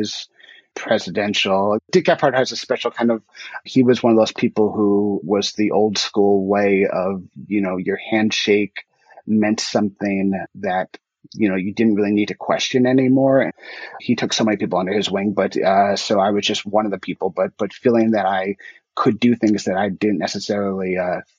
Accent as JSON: {"language": "English", "region": "New York", "country": "United States", "said": "as a New Yorker"}